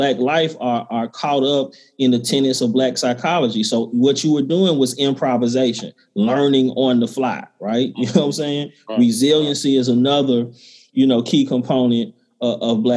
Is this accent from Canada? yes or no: no; the South, United States; I'm a brother from the South. My people are from South Georgia and Mississippi.